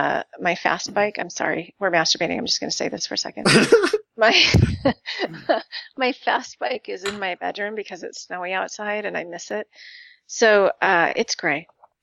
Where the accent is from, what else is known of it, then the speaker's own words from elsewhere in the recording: Montana, United States; moved away; also born or lived in Wyoming; I was born in Montana, and I lived in Wyoming for years and years.